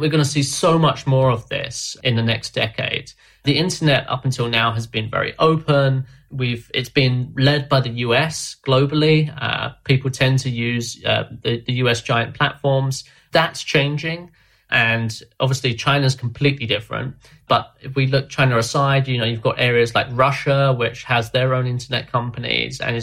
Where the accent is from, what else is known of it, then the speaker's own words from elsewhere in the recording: London, United Kingdom; I'm from London